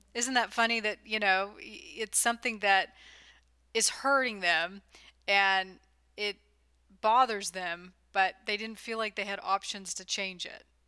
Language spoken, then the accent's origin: English; California, United States; also born or lived in the South (US); now in Southern US; I grew up in California